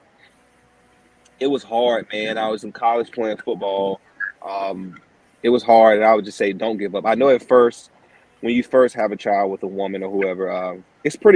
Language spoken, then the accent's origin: English; Henderson, North Carolina, United States; I'm from Henderson, and Vance, Warren, Granville, and Franklin is all close